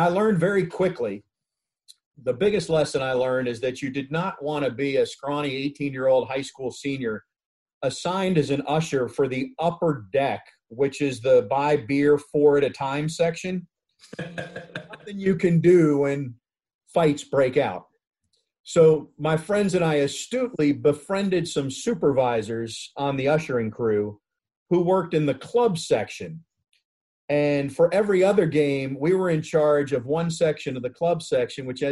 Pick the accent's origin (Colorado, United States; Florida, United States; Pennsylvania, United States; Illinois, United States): Florida, United States; Fort Lauderdale; when I was growing up in the Fort Lauderdale area in the 70s